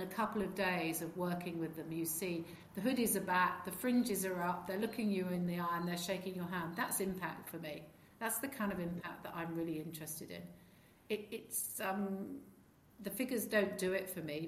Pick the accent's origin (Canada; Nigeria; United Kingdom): United Kingdom; rural England; I grew up, I had the best family upbringing of anyone I know. We lived in rural England.